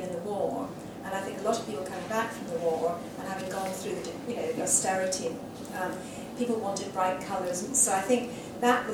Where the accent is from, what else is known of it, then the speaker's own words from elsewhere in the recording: Scottish Borders, Scotland, United Kingdom; I was growing up in the Scottish Borders